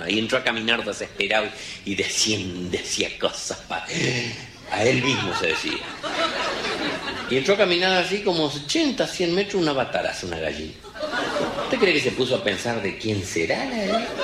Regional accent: Villa Ángela, Chaco, Argentina; Mi pueblo, Villángela, Chaco, que es la tercera ciudad del Chaco, no es ningún pueblo, es una ciudad. Cumplimos 75 años el otro día en mayo. Estamos a 210 kilómetros del río más cerca.

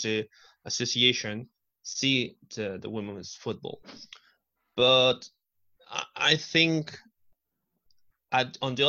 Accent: Argentina; I'm from Argentina

